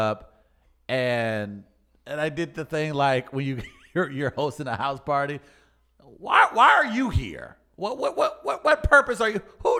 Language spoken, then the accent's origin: English; Farmington, Missouri, United States; Old sweet old Farmington, down in the old South, 90 minutes from St. Louis. It was like I grew up in St. Louis, but I didn't. I had a farm. I wasn't rich. I was poor, though we had multiple acres.